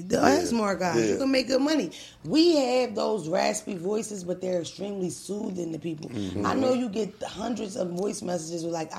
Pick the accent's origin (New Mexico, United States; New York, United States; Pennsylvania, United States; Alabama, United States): Pennsylvania, United States; Philadelphia; I'm from Philly